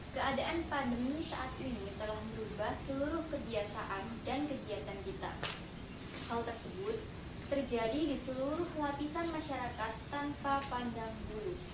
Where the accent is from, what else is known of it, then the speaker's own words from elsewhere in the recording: Mojokerto, East Java, Indonesia; Di kota saya, Kota Mojokerto, salah satunya ada penyuluhan cuci tangan dan pembagian masker gratis